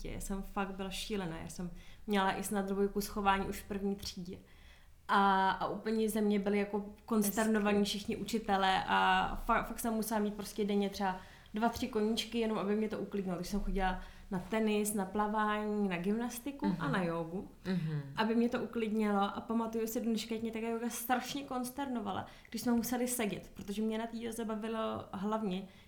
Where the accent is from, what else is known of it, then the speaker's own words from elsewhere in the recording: Prague, Czechia; takže já jsem Pražečka